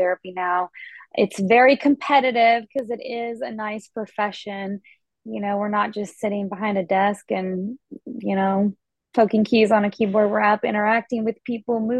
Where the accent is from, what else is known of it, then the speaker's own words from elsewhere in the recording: Asheville, North Carolina, United States; moved away; also born or lived in Boston; I grew up in Asheville, North Carolina, on the East Coast, and I was an athlete growing up